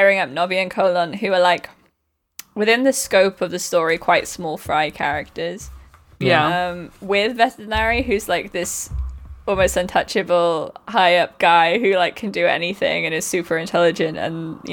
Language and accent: English; United Kingdom; As British people